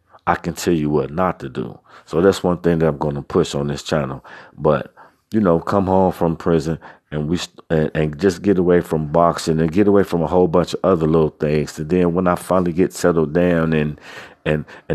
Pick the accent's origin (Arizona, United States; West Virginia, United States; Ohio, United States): Ohio, United States; Cincinnati; I'm from Cincinnati, Ohio